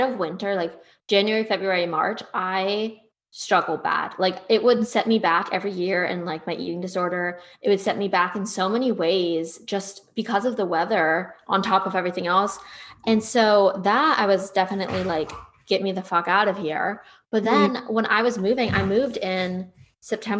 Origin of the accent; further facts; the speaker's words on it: Northeast, United States; now in Texas, United States; I'm going to keep my Northeastern roots